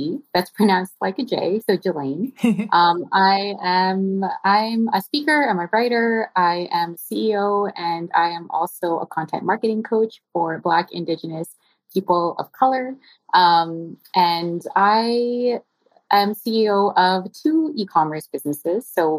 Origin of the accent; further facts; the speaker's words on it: Philippines; now in Toronto, Canada; I'm Filipina, of course, and very proud. And I am tuning in today from the indigenous territory of Tikaronto, which is colonially known as Toronto.